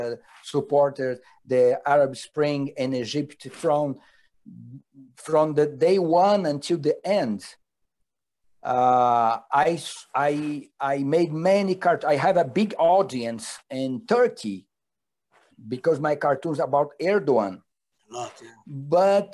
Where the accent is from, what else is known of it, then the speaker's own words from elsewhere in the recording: Rio de Janeiro, Brazil; I born and raised in Rio de Janeiro